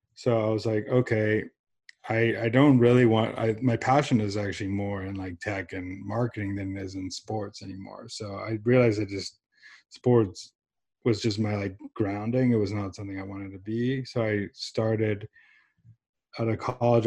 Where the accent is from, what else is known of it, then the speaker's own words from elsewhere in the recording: San Diego, California, United States; also born or lived in Johannesburg, South Africa; I was born in South Africa um, with my and my mom immigrated us here when I was seven years old um, to San Diego, California.